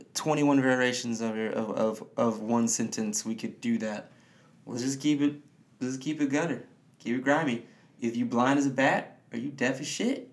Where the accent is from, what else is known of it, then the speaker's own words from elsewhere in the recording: Detroit, Michigan, United States; I grew up in the city of Detroit, Michigan